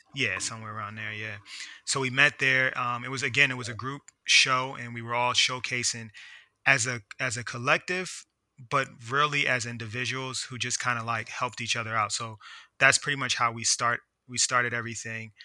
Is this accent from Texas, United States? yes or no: no; Philadelphia, Pennsylvania, United States; moved away as an adult; now in Washington, D.C. area, United States; growing up in Philly